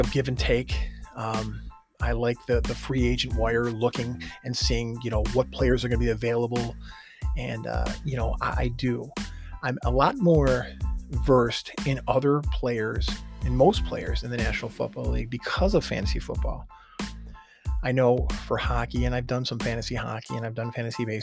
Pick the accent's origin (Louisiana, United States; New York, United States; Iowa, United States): New York, United States; Buffalo; we're from Buffalo